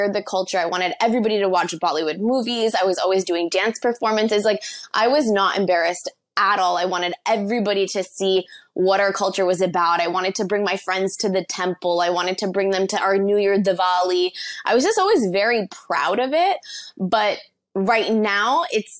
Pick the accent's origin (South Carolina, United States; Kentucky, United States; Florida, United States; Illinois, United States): Florida, United States; South; also born or lived in St. Thomas, U.S. Virgin Islands; I was born in St. Thomas in the Virgin Islands, but I was raised in South Florida.